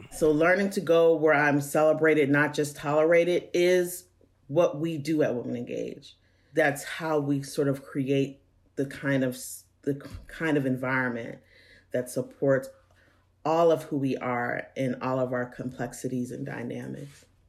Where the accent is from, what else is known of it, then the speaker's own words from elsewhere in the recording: Pittsburgh, Pennsylvania, United States; moved away as an adult; also born or lived in Georgia; now in Atlanta, United States; growing up in Pittsburgh